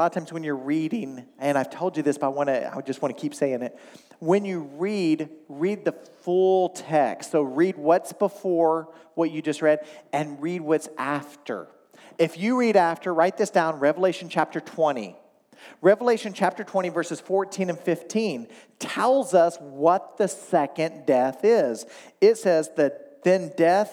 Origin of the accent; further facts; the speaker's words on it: Oklahoma, United States; now in Michigan, United States; I grew up in Oklahoma.